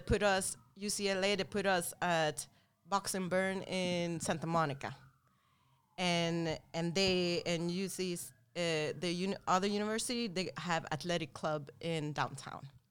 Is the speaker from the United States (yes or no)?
no; Sweden; moved away; we grew up and born and raised in Sweden